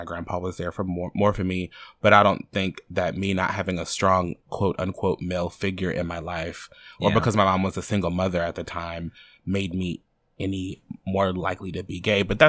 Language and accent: English; central Louisiana, United States; I was raised in Central Louisiana.